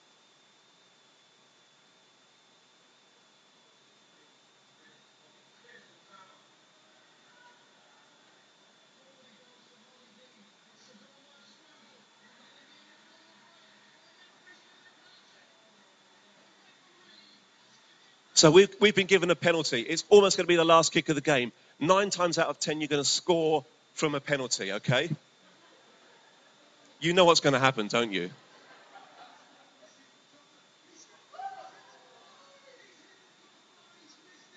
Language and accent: English; Brentford, London, United Kingdom; moved away; I come from Brentford